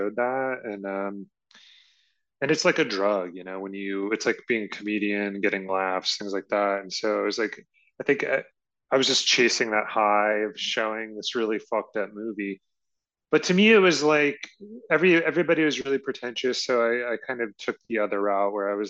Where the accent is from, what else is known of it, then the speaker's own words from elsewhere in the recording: Richmond, Virginia, United States; moved away; I'm from Richmond, Virginia, or at least that's where I was.